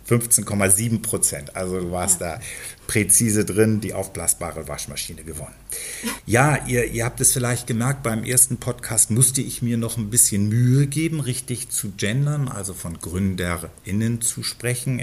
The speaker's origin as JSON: {"language": "German", "region": "Berlin", "country": "Germany", "said": "Ich komme genau aus der anderen Ecke von Berlin"}